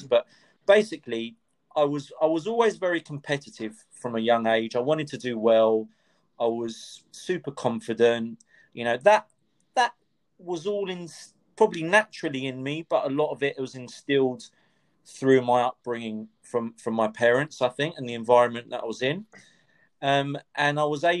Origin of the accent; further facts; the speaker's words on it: London, United Kingdom; also born or lived in Cyprus; Growing up in North London, I suppose went to school in North London